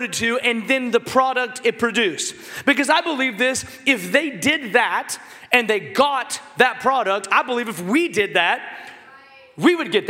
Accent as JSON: {"language": "English", "town": "Seattle", "region": "Washington", "country": "United States", "tie": "born or raised there", "said": "I grew up in Seattle, Washington"}